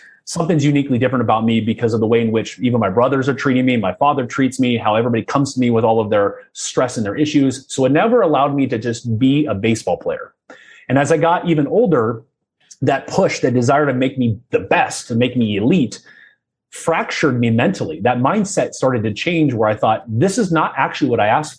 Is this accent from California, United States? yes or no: yes; Southern California, United States; I was born in Southern California, oldest of three boys, and sports was an obsession in my household.